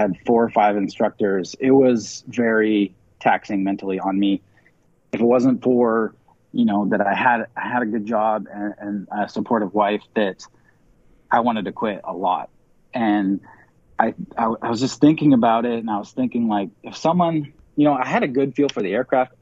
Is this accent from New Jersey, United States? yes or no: no; Seattle, Washington, United States; also born or lived in Georgia; I'm originally from Seattle